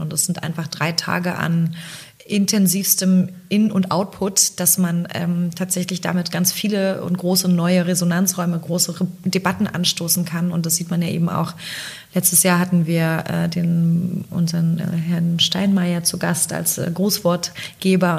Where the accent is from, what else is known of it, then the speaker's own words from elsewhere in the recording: East Germany, Germany; moved away; ich komme aus dem Osten übrigens